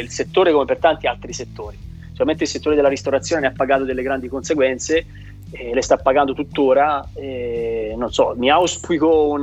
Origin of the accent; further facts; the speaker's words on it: Tuscany, Italy; da toscano lavoro prettamente la zona del Chianti Classico